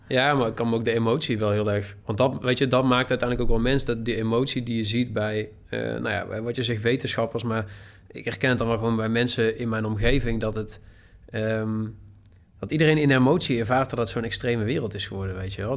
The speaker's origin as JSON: {"language": "Dutch", "town": "Tilburg", "region": "North Brabant", "country": "Netherlands", "said": "ik kom uit Tilburg, ik ben 26 jaar"}